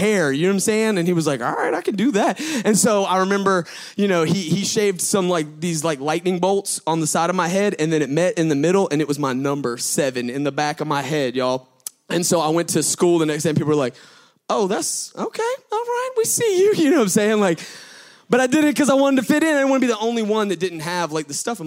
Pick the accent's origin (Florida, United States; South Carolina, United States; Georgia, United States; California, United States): Georgia, United States; Gwinnett; I'm from Gwinnett